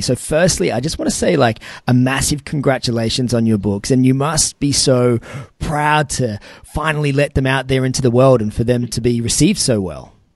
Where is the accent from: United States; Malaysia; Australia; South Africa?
Australia; Newcastle, New South Wales; here in my hometown of Newcastle